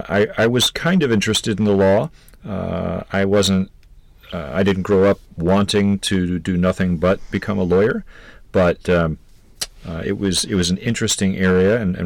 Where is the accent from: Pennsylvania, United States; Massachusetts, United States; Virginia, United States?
Virginia, United States; Fairfax County; moved away as an adult; also born or lived in Princeton, New Jersey / Wisconsin; I grew up in Fairfax County, Virginia, which is a suburb of Washington, D.C.